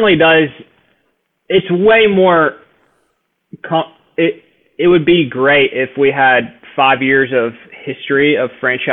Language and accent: English; Nashville, Tennessee, United States; now in Birmingham, United States; I'm from Nashville